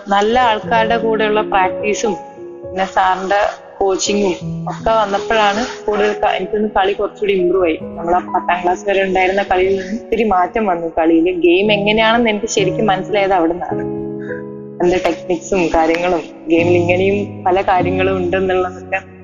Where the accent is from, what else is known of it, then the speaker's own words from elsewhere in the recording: Vadakara, Kerala, India; നാട്ടില് കോഴിക്കോട് വടകര എന്ന് പറഞ്ഞ സ്ഥലത്താണ് വീട്